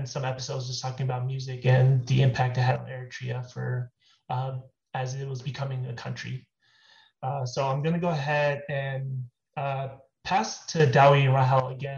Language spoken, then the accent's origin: English; Atlanta, Georgia, United States; also born or lived in Stone Mountain, Georgia; I am from Atlanta, Georgia, born and raised, currently residing in Stone Mountain